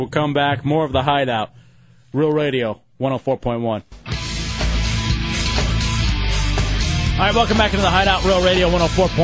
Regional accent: Texas, United States; growing up in Texas

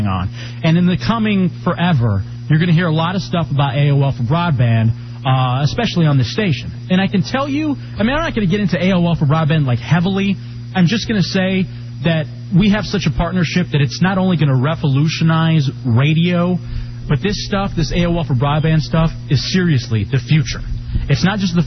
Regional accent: Texas, United States; moved away as an adult; now in Washington, D.C., United States; I'm from Texas originally, grew up in Texas

